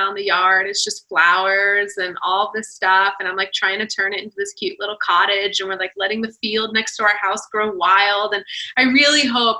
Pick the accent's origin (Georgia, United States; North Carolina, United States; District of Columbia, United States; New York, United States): Georgia, United States; Atlanta; I'm from Atlanta